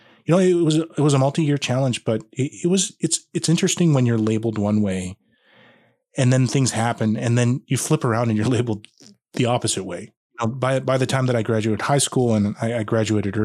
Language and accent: English; Regina, Saskatchewan, Canada; now in Grande Prairie, Canada; I was born and raised in Regina